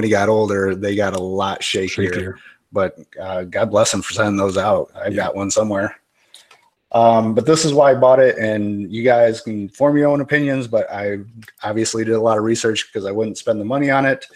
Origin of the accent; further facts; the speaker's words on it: Kalamazoo, Michigan, United States; my hometown, Kalamazoo